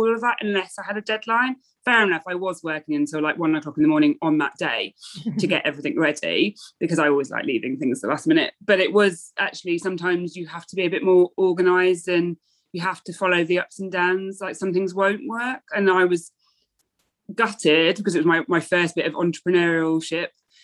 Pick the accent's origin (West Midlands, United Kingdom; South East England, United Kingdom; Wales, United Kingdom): West Midlands, United Kingdom; near the Birmingham NEC; also born or lived in London; now in Norwich, United Kingdom; I grew up near the Birmingham NEC